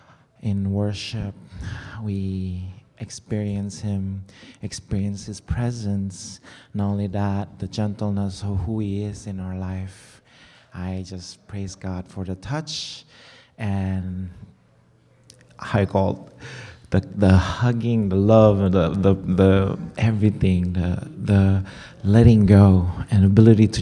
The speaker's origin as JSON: {"language": "English", "region": "Jakarta", "country": "Indonesia", "tie": "born or raised there", "moved": "yes", "said": "I grew up in Indonesia, so back in this capital, we have a mall"}